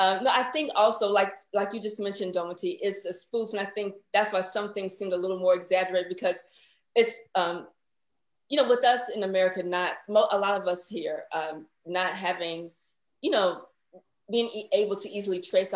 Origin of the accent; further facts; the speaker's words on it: Chicago, Illinois, United States; we're from Chicago